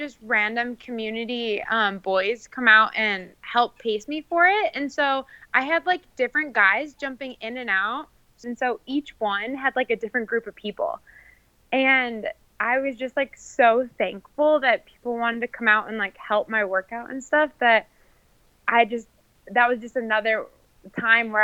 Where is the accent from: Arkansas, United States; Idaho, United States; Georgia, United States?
Idaho, United States; Coeur d'Alene; now in Boise, United States; I was actually born in Coeur d'Alene, Idaho